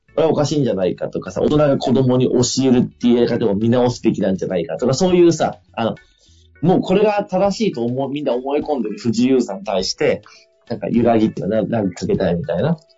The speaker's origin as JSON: {"language": "Japanese", "region": "Fukui", "country": "Japan", "tie": "born or raised there", "said": "地元では福井県の教育委員会と組んで"}